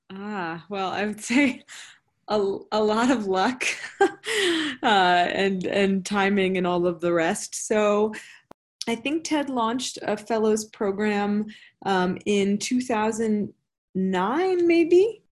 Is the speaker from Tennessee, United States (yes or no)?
no; Washington, District of Columbia, United States; I grew up in Washington D.C., which is a pretty global city